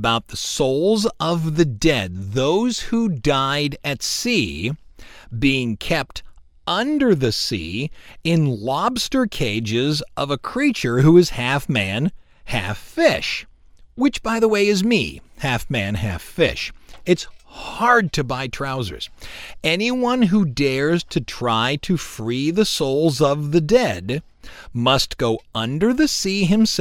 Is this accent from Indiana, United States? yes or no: no; Cleveland, Ohio, United States; I'm from Cleveland